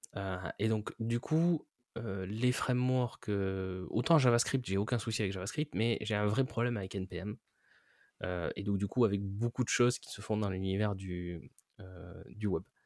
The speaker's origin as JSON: {"language": "French", "country": "France", "said": "en tant que Français"}